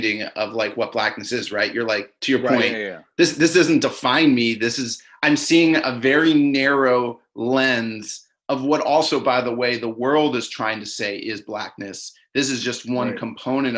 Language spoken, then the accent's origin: English; Maryland, United States; I grew up in Maryland